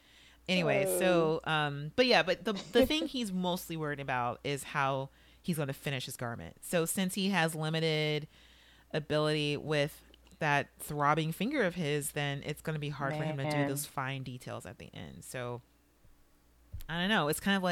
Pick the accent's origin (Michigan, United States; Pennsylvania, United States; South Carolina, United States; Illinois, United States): Illinois, United States; Chicago; This relates to my background somehow, growing up in Chicago.